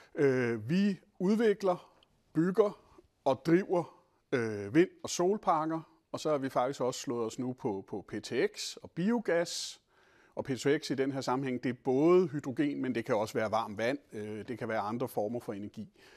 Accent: Denmark; som danskere

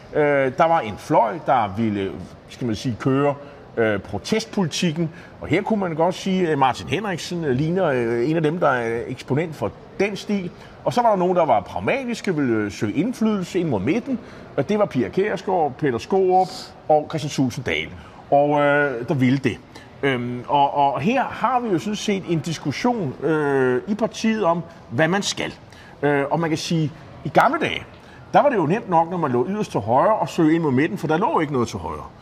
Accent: Nexø, Capital Region of Denmark, Denmark; Næksø, det er min hjemby på Bornholm

